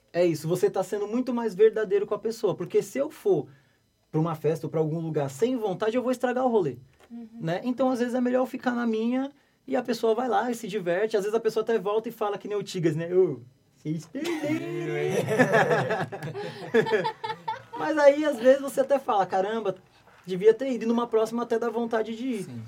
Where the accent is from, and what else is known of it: Brazil